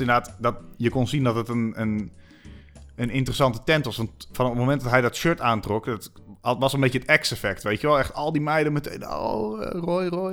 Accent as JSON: {"language": "Dutch", "town": "Amersfoort", "region": "Utrecht", "country": "Netherlands", "said": "ik kom uit Amersfoort"}